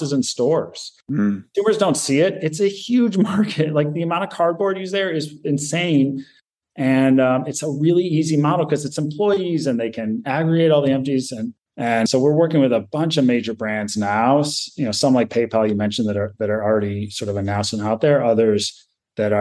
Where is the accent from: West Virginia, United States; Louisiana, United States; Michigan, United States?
Michigan, United States; I grew up in Michigan